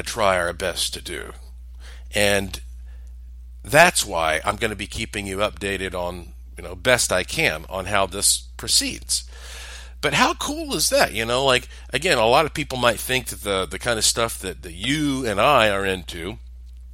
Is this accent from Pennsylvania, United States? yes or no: no; North Carolina, United States; I'm from the South. I'm from North Carolina